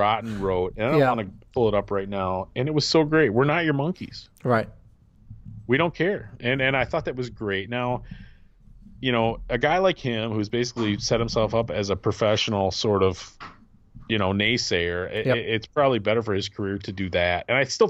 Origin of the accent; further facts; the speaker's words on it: Midwest, United States; me being a Midwesterner, I mean, I couldn't even tell you how many times I've been through Ohio